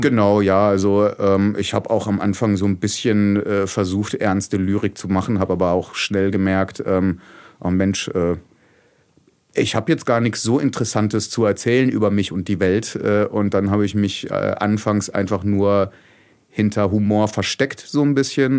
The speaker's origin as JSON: {"language": "German", "town": "Oberderdingen", "region": "Baden-Württemberg", "country": "Germany", "tie": "born or raised there", "also_born_or_lived": "Bretten", "moved": "yes", "lives_now": "Heilbronn, Germany", "said": "aufgewachsen bin ich aber in Oberderdingen"}